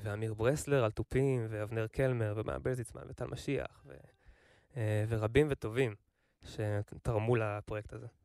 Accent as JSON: {"language": "Hebrew", "area": "Kfar Haruvim", "region": "Central District", "country": "Israel", "said": "אני מכפר חרוצים"}